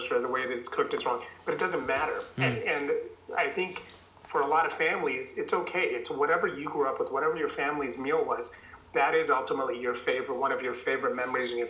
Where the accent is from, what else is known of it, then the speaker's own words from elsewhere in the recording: United States; also born or lived in India; I came to the U.S. when I was 10 from India